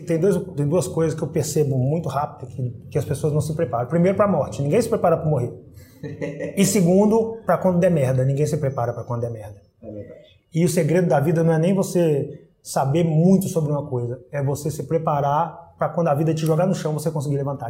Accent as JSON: {"language": "Portuguese", "town": "Pitangui", "region": "Minas Gerais", "country": "Brazil", "tie": "born or raised there", "moved": "yes", "lives_now": "Rio de Janeiro, Brazil", "said": "Sou mineiro, pô, nasci em Pitangui, Minas Gerais."}